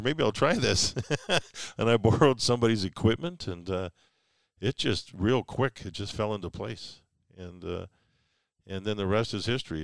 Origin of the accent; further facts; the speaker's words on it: Calgary, Alberta, Canada; moved away; also born or lived in New York; growing up in Calgary, there's those seasons